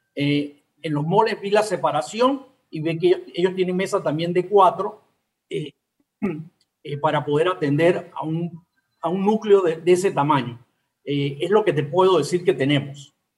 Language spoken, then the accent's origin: Spanish; Panama; siempre panameños, somos latinos